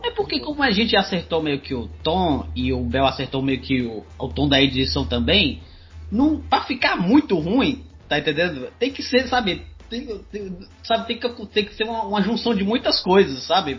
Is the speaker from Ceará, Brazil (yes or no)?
yes; Ceará, Brazil; eu sou cearense